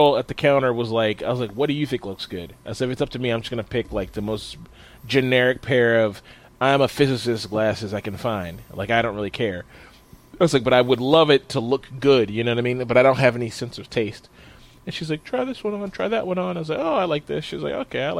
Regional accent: United States; I'm an American

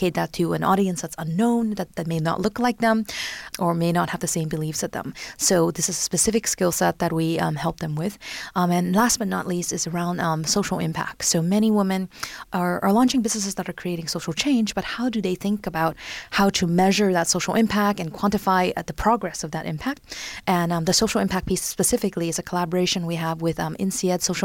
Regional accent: San Francisco Bay Area, California, United States; moved away as an adult; also born or lived in Hong Kong; now in Paris, France; I'm originally from Hong Kong and grew up in San Francisco Bay Area, and just recently, about a year and a half ago, moved to Paris.

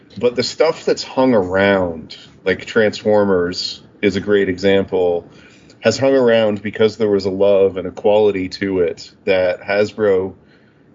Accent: Canada; I'm from Canada, not the States

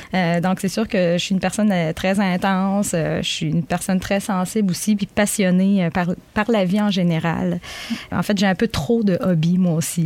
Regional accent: Magdalen Islands, Quebec, Canada; moved away as an adult; now in Gaspé, Canada; je suis originaire des îles de la Madeleine.

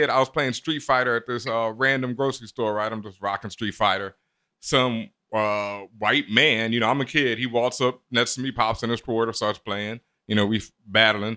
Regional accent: Houston, Texas, United States; moved away; also born or lived in US East Coast; I grew up in Houston, and Houston I experienced so much overt racism in my face that it was different when I moved up east

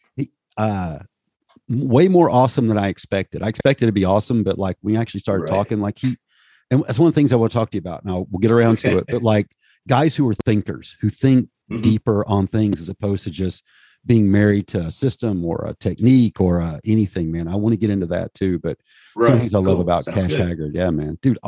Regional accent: Hickory, North Carolina, United States; I'm from Hickory originally

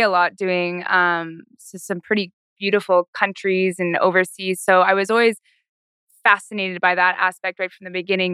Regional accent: Whistler, British Columbia, Canada; also born or lived in Revelstoke, Canada; I feel very humbled to have grown up in Whistler

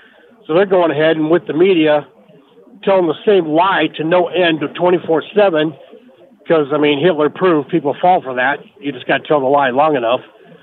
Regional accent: California, United States; now in Riverton, United States; I'm originally from California.

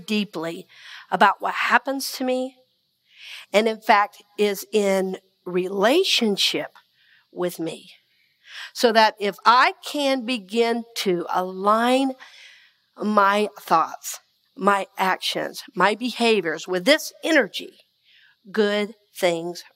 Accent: Red Oak, Georgia, United States; I'm from Red Oak, Georgia

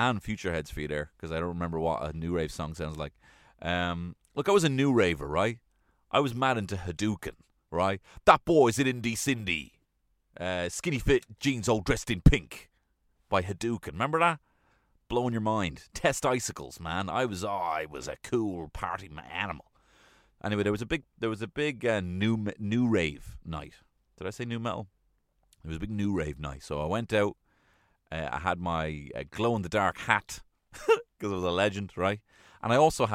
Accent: Ireland; we as Irish people

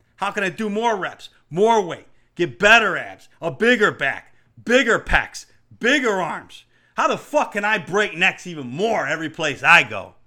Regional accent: New York, United States; growing up in New York

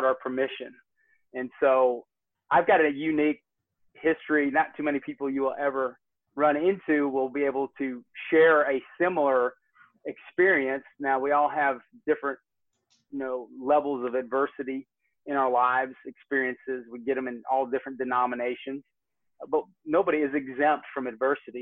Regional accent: Northwest Georgia, United States; also born or lived in Michigan City, Indiana / Dallas, Texas; I am a Northwest Georgia boy. I'm a has-been Yankee. I live in Kennesaw, Georgia. I got moved down here in 1985, kicking and screaming with my sister and my mom

